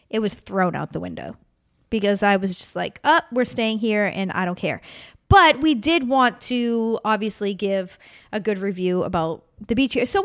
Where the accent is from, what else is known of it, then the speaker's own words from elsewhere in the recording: East Coast, United States; I but we're also from the East Coast, so we get it.